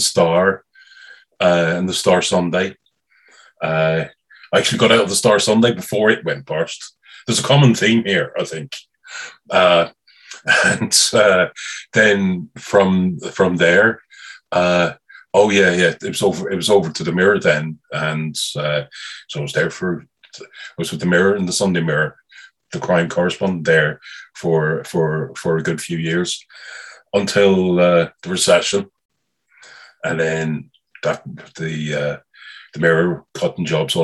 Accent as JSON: {"language": "English", "region": "London", "country": "United Kingdom", "tie": "born or raised there", "also_born_or_lived": "Galway, Ireland / Dublin, Ireland", "moved": "yes", "said": "I was born in North London"}